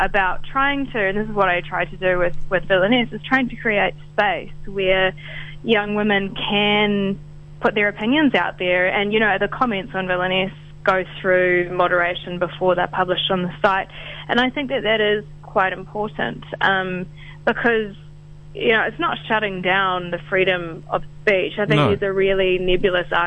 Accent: Rotorua, Bay of Plenty, New Zealand; now in Auckland, New Zealand; I'm originally from Rotorua, but okay. I am living in Auckland.

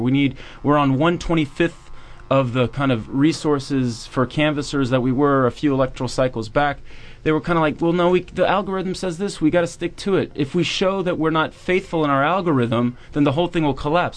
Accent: Virginia, United States; I'm from Virginia

